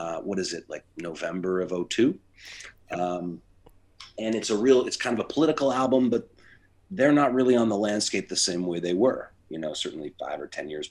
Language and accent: English; Toronto, Ontario, Canada; I grew up in Toronto, but I also grew up a Buffalo Sabres fan